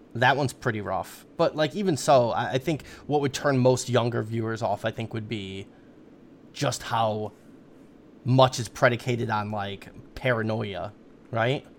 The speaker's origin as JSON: {"language": "English", "country": "United States", "said": "as an American"}